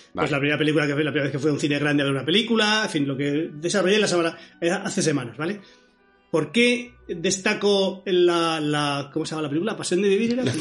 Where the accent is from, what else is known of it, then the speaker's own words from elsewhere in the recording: Madrid, Community of Madrid, Spain; also born or lived in Moratalaz, Madrid; Yo soy de Carabanchel, pero vivía en otro barrio, da igual, en Moratalaz